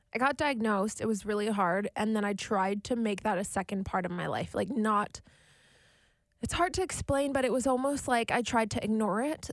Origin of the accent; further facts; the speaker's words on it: Winnipeg, Manitoba, Canada; also born or lived in Alberta; I'm born and raised in Winnipeg, Manitoba, Canada.